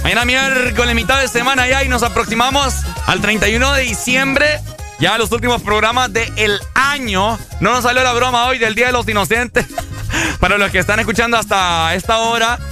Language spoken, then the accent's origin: Spanish; Honduras; así somos los hondureños